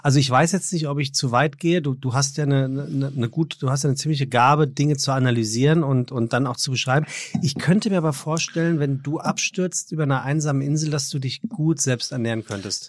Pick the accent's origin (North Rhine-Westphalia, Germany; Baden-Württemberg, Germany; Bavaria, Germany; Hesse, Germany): Hesse, Germany; Frankfurt am Main; als Frankfurter